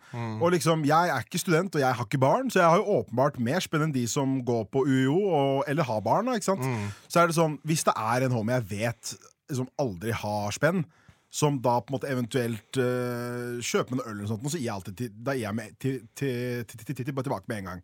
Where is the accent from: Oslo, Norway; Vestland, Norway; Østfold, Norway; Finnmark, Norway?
Oslo, Norway; jeg er oppvokst på Haugenstua